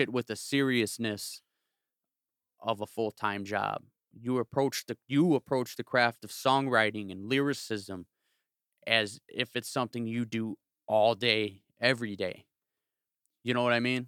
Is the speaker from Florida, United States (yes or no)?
no; South suburbs of Chicago, Illinois, United States; now in Northwest Indiana, United States; I'm from the South Burbs of Chicago. I'm from s, the seven oh eight. I grew up thirty minutes south of s, the city